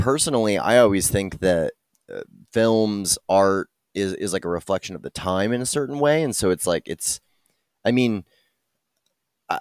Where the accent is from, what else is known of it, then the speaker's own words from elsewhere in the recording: Texas, United States; I thought of myself really as a Texan first